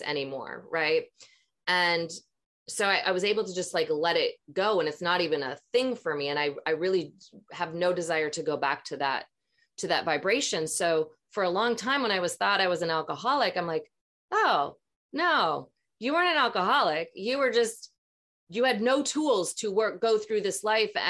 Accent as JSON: {"language": "English", "region": "Minnesota", "country": "United States", "tie": "born or raised there", "said": "growing up in Minnesota, same thing, being around a lot of religious people"}